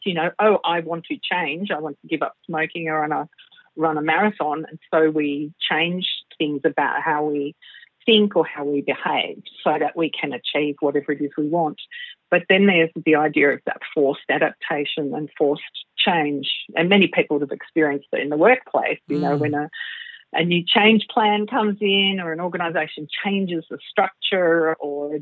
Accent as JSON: {"language": "English", "town": "Melbourne", "region": "Victoria", "country": "Australia", "tie": "born or raised there", "also_born_or_lived": "Singapore", "said": "I was born in Melbourne, Australia, at the lovely Brighton Public Hospital many, many years ago, which was a tiny little hospital. And I have, of course, grown up in Melbourne, but lived in Singapore for a couple of years in my early teens"}